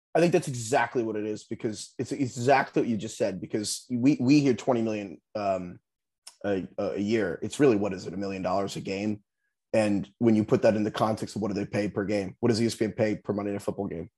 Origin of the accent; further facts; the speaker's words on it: New York, United States; moved away; I'm actually from New York. So I grew up, I mean, I grew up a Giants fan